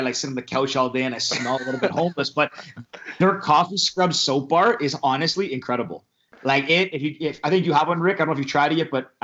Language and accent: English; Mississauga, Ontario, Canada; also born or lived in London, Ontario; I grew up in Mississauga